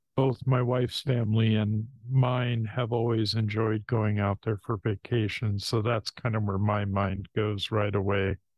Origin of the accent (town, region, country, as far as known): Washington, United States; born or raised there; also born or lived in Hayward, California